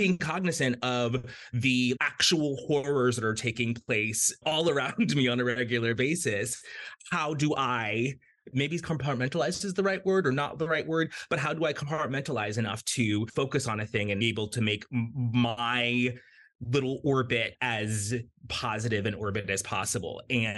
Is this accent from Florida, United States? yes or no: yes; Florida, United States; also born or lived in Jamaica / United Kingdom; I was born in Jamaica. I grew up in South Florida, lived in a lot of different places.